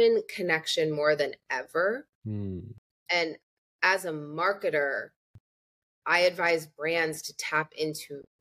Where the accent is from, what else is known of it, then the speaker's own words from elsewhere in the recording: Peoria, Illinois, United States; I'm from Peoria, Illinois.